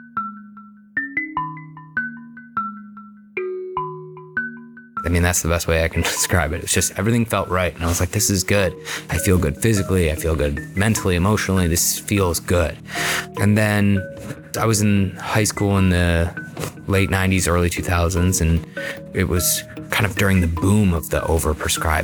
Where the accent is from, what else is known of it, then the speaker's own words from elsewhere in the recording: Beachwood, Ohio, United States; I grew up in Beechwood, you know, normal kind of upbringing